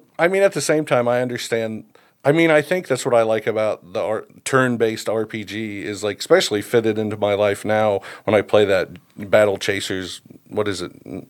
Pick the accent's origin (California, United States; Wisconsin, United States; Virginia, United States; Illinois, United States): Illinois, United States; Southern; I'm from Southern Illinois Kill Country.